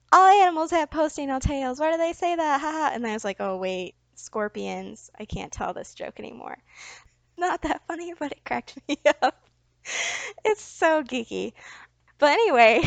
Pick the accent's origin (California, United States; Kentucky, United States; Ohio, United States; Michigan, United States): Michigan, United States; I'm from Michigan. We don't have scorpions.